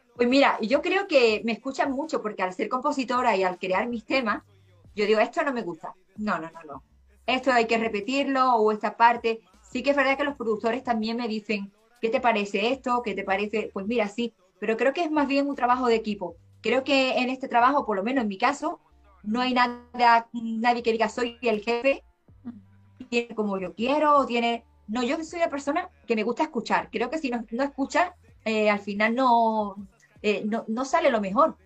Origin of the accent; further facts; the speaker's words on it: Seville, Andalusia, Spain; yo soy de España, y aquí en España, en el sur, yo soy de, Sevilla, en la parte de Andalucía